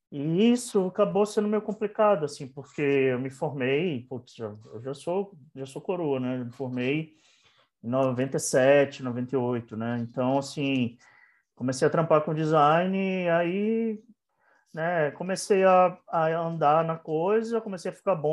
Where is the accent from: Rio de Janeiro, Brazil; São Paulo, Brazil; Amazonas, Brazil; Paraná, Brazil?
Amazonas, Brazil; Manaus; also born or lived in Bahia; Então, eu sou de Manaus, eu nasci em Manaus, mas meus pais são pernambucanos, né?